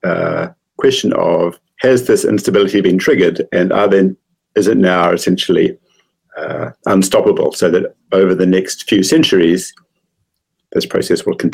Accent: Christchurch, Canterbury, New Zealand; also born or lived in Pasadena, California; I'm from Christchurch, and I studied mathematics at Canterbury

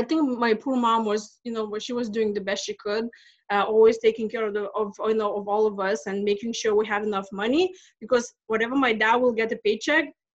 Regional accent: Lithuania; English is a second language; moved away as an adult; now in United States; I'm from Lithuania, and I came to this country back in 2000. Actually, it just turned 20 years because I came in April 20th. And so I grew up in Soviet Union

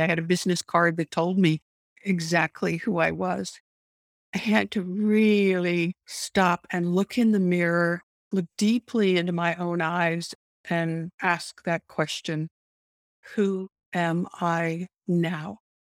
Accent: Canada; I grew up in Canada

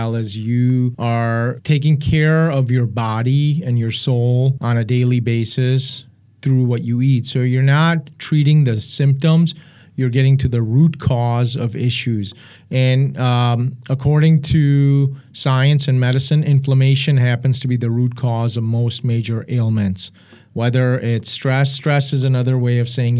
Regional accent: Pakistan; moved away; My father's from Afghanistan. I was born in Pakistan. My mother's from India

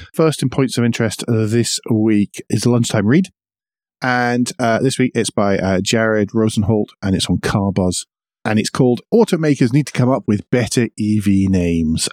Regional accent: United Kingdom; I'm British

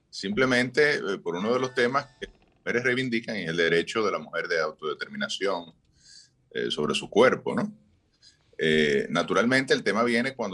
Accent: Barahona, Dominican Republic; pues hoy desde la Perla del Sur de Barahona

